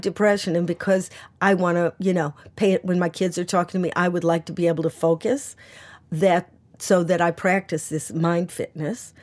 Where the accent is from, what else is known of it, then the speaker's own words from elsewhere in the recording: United States; now in United Kingdom; I'm an American and I, I don't have a British passport